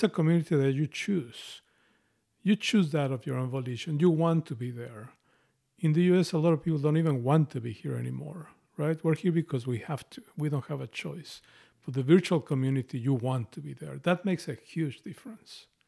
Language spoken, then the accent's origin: English; Mexico; accent: Spanish Mexican; English is a second language; moved away as an adult; now in United States; I have an accent, a strong, a Spanish Mexican accent, and I've lived in this place